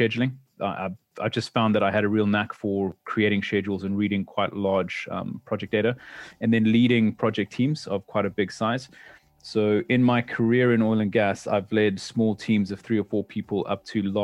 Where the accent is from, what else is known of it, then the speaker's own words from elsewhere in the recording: South Africa; moved away; I'm originally a South African born mechanical engineer